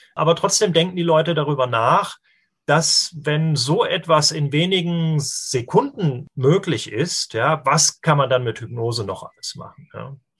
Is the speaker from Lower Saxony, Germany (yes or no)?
no; Darmstadt, Hesse, Germany; hier, äh, wo ich herkomme, in Darmstadt